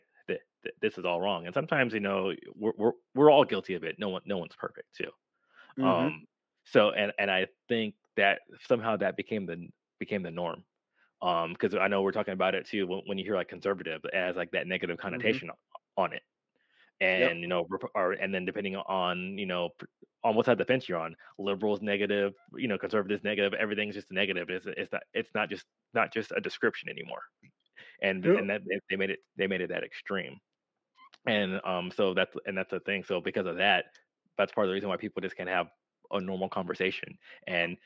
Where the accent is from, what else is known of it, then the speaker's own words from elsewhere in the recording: United States; I'm American